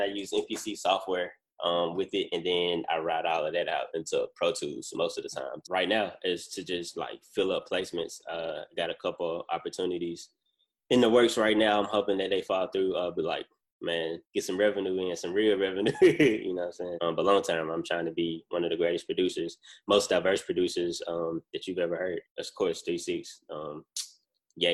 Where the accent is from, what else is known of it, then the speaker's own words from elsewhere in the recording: Memphis, Tennessee, United States; I'm from Memphis, Tennessee